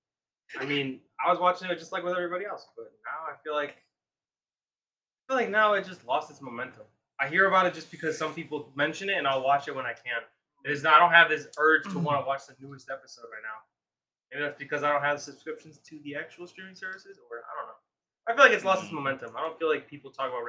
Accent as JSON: {"language": "English", "region": "Midwest", "country": "United States", "said": "We are from United States, specifically the Midwest area."}